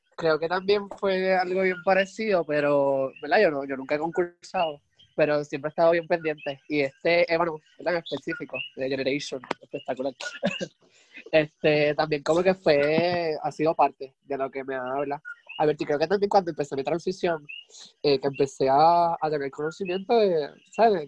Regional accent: Puerto Rico; somos boricuas

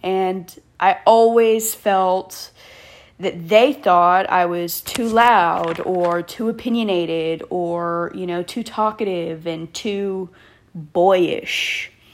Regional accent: Killeen, Texas, United States; moved away as an adult; also born or lived in Hawaii; born and raised in the Killeen Fort Hood area of Texas.

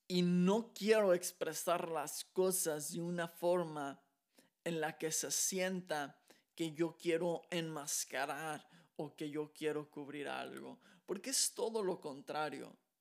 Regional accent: Mexico; moved away as an adult; now in Texas, United States

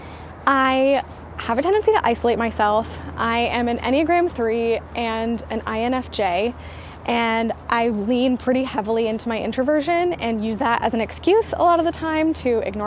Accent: the South, United States; I am from the South

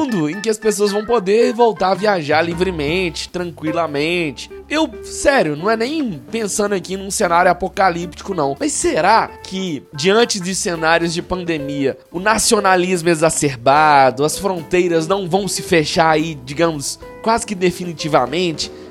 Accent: Brazil; Eu nunca saí do Brasil. E não, não, não eu, eu quero ir para fora, mas eu não me arrependo, não

